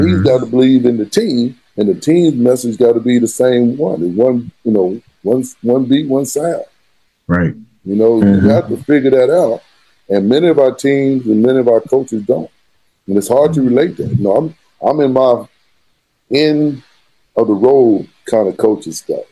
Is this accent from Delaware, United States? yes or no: no; San Angelo, Texas, United States; moved away as an adult; also born or lived in Plano, Texas / Arkansas; I am from San Angelo, Texas, born and raised